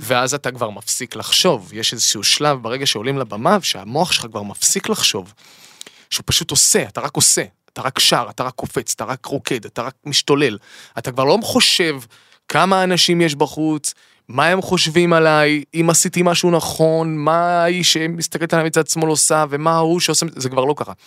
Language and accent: Hebrew; Eilat, Southern District, Israel; גדלתי באילת